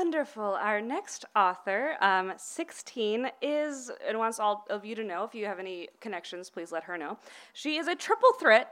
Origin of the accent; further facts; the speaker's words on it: Los Angeles, California, United States; now in Pasadena, United States; I grew up in Los Feliz